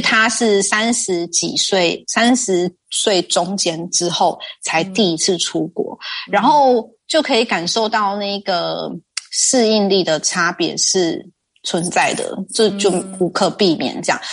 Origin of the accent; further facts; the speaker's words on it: Taiwan; moved away as an adult; now in Netherlands; 如果我现在人在台湾的话